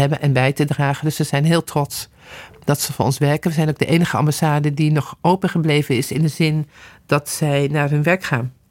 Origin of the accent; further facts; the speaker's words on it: Netherlands; als Nederlanders